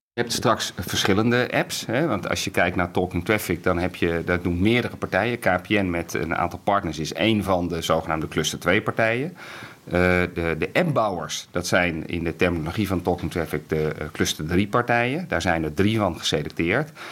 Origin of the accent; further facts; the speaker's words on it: Netherlands; we zijn in heel veel dingen heel goed in Nederland